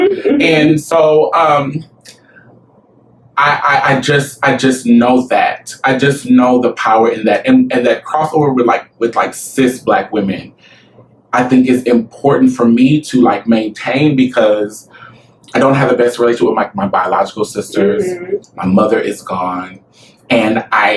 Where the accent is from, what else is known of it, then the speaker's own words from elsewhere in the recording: Omaha, Nebraska, United States; Growing up in the Midwest, in Nebraska, Omaha, Nebraska, especially